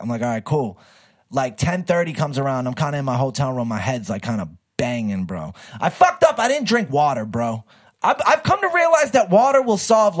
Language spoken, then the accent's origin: English; Boston, Massachusetts, United States; she was from East Boston and I'm from Eastie.